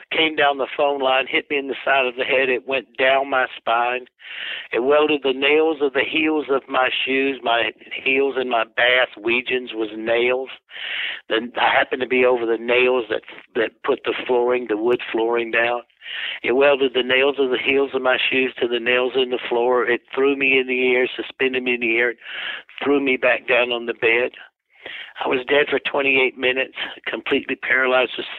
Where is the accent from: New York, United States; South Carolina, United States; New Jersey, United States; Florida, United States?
South Carolina, United States; I'm from South Carolina